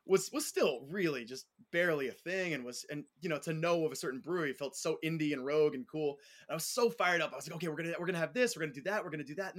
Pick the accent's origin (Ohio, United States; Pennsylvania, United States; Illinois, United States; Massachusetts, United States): Pennsylvania, United States; Allentown; also born or lived in Western Queens, New York / East Village, New York; now in New York, United States; Originally, though, I grew up in Allentown, Pennsylvania.